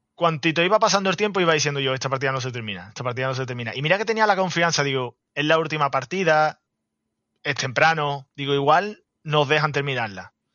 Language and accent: Spanish; Andalusia, Spain; como buen andaluz, el tema de la siesta es duro